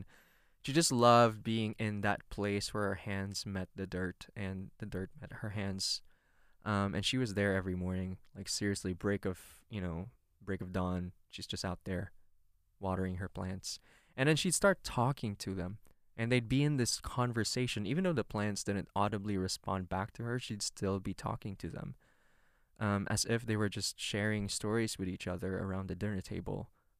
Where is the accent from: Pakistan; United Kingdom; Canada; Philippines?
Philippines; I grew up in the Philippines, and in the Philippines, we have kind of a matriarchal culture